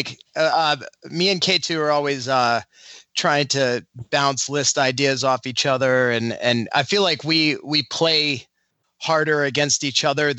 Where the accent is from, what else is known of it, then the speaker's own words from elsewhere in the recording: Cape Cod, Massachusetts, United States; I come from the Northeast. We come from a little corner of the Northeast, Cape Cod. It's in Massachusetts.